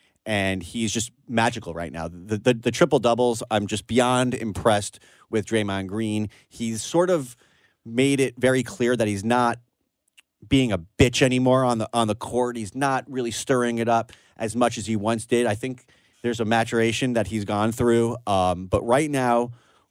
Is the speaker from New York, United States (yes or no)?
yes; New York, United States; I am from New York